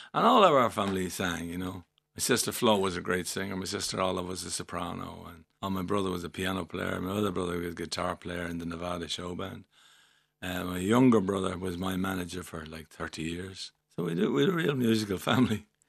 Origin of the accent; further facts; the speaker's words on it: Dublin, Leinster, Ireland; I was born and raised in Milltown, Rennelah First